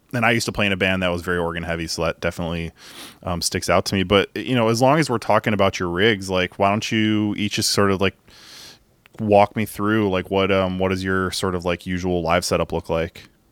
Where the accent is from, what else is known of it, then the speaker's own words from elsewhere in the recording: Chicago, Illinois, United States; I grew up in Beverly